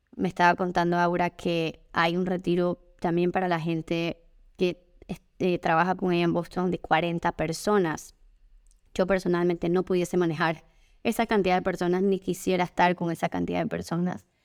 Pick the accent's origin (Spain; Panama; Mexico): Panama; como panameña